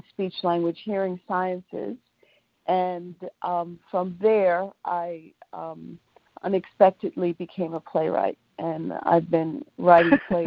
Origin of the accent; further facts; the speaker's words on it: New York, United States; Uh, so I'm native New Yorker, um, suburban, and mm-hmm. um, all I've been here all of my life.